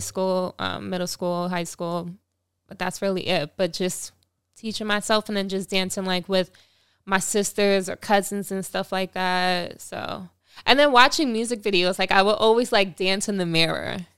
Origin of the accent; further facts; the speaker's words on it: Long Island, New York, United States; my hometown too, Long Island